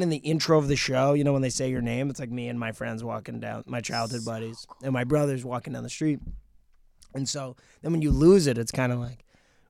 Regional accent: New Jersey, United States; now in New York, United States; I'm from Jersey.

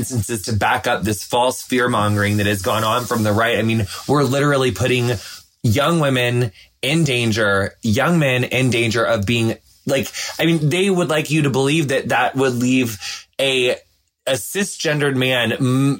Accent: across the river from Hannibal, Missouri, Illinois, United States; moved away; It's like right on the Mississippi River, across the river from Hannibal, Missouri.

